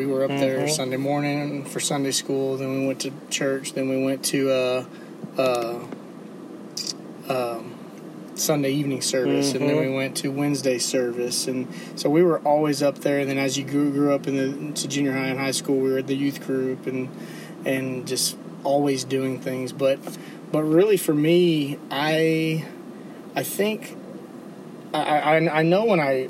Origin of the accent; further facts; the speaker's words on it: Mission, Texas, United States; moved away as an adult; now in Dallas, United States; I grew up in South Texas, down the Rio Grande Valley. I'm from Mission, and it's 2 miles from